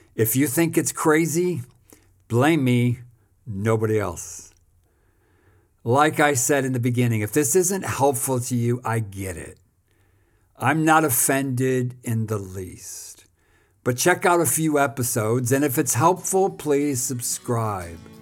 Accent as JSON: {"language": "English", "country": "United States", "moved": "as an adult", "lives_now": "South Africa", "said": "I'm an American pastor who has spent the last almost thirty years in South Africa."}